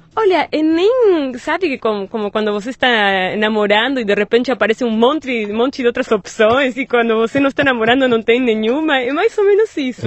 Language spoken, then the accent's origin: Portuguese; Buenos Aires, Argentina; Portuguese is a second language; moved away as an adult; now in Brazil; Eu nasci em Buenos Aires